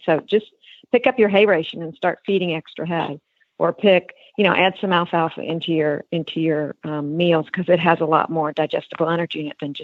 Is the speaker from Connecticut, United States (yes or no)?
no; New York, United States; moved away; I grew up in New York